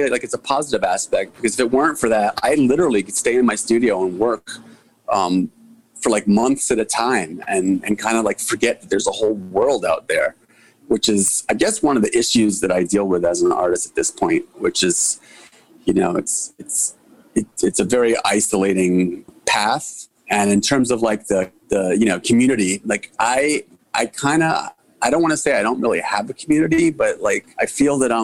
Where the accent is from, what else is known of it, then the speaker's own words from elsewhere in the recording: New York City, New York, United States; I'm born and raised in Chelsea, and I'm still in Chelsea neighborhood, Manhattan